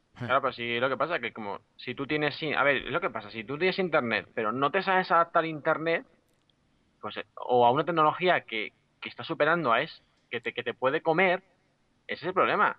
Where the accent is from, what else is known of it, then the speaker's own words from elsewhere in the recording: Badajoz, Extremadura, Spain; como somos de Badajoz